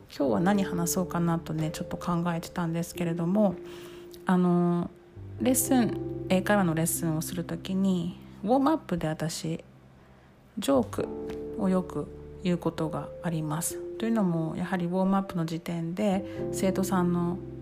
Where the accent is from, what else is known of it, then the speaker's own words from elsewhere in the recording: Miyazaki, Japan; 南国宮崎生まれの宮崎育ち